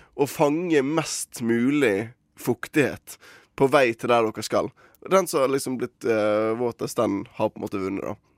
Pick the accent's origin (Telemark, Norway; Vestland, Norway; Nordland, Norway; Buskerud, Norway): Vestland, Norway; Bergen; mitt ansvar som bergenser